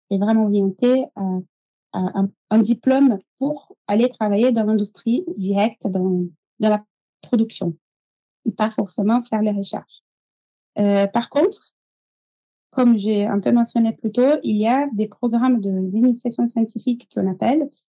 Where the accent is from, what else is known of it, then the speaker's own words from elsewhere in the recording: São Paulo, Brazil; French is a second language; moved away as an adult; also born or lived in Montpellier, France; now in France; Moi, je suis brésilienne. donc, je suis née au Brésil, à São Paulo